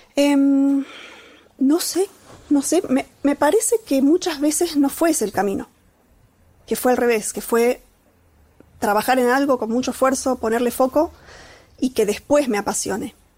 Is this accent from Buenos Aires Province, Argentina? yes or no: no; Catamarca, Argentina; moved away; soy de Catamarca, de un pueblito, que, digamos, ahí subyacente, parte de mí, hay unos primeros años de vida en donde aprendí a andar a caballo